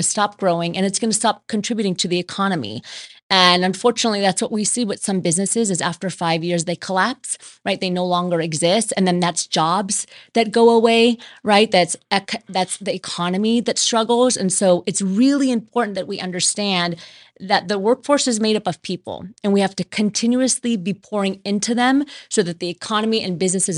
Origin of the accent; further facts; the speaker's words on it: Southern California, United States; moved away as an adult; also born or lived in Pennsylvania; now in Las Vegas, United States; I spent most of my life on the West Coast here in California. So when I was five, I moved to California, and I've been there in Southern California till about a year ago. That's when I moved to Vegas.